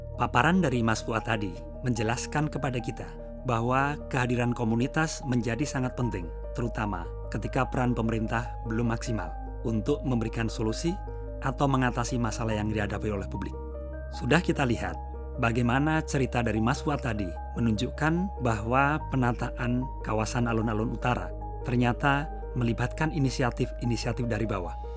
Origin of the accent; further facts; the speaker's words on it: Yogyakarta, Special Region of Yogyakarta, Indonesia; kita warga Yogyakarta